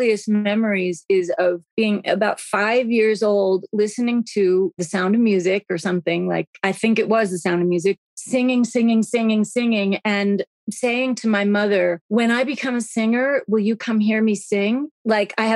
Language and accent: English; New York City, New York, United States; I grew up in New York City